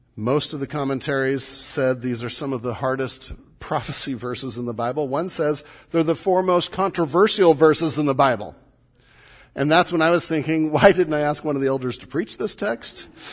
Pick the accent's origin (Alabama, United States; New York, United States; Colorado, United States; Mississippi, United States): Mississippi, United States; accent: Mississippi; That was my Mississippi accent again